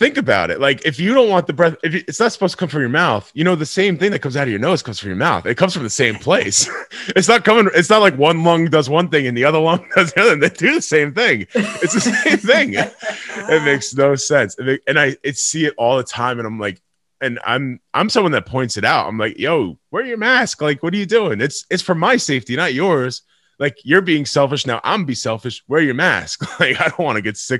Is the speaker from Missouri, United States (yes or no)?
no; Middletown, New York, United States; moved away; also born or lived in Boston; I'm from Middletown, so I actually lived in Boston. So I was either in Boston or in Middletown, New York